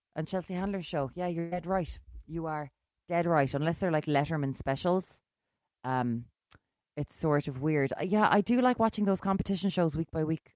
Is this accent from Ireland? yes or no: yes; Limerick, Munster, Ireland; moved away as an adult; also born or lived in Galway; now in Dublin, Ireland; I'm from Limerick